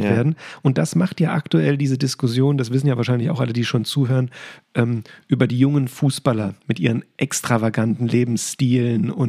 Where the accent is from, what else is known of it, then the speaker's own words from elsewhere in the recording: Hesse, Germany; als Hesse überhaupt eine Verbindung aufgebaut habe ja. zu Borussia Dortmund